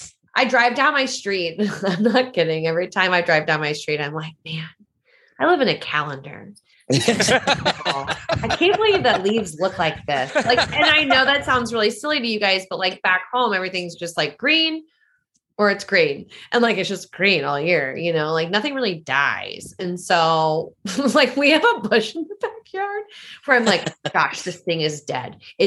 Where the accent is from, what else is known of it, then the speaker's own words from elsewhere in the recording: New Orleans, Louisiana, United States; I was like, yeah, I'm from New Orleans. And PA was like, did you grow up a Saints fan? And I was like, I did. I mean, it's where I'm from.